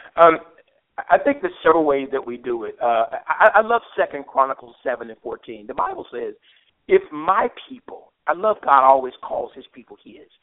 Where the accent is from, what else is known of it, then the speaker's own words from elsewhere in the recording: Memphis, Tennessee, United States; I'm I'm from Memphis. I grew up here